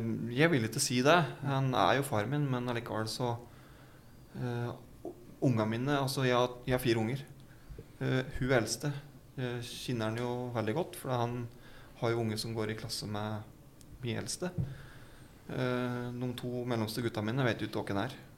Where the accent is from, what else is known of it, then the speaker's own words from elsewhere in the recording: Gjøvik, Innlandet, Norway; jeg er jo fra Gjøvik eh, og Vardal. Bybra. Vokste opp